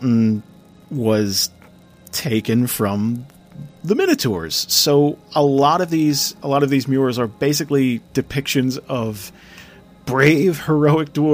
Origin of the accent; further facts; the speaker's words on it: New Jersey, United States; I'm a schlub from Jersey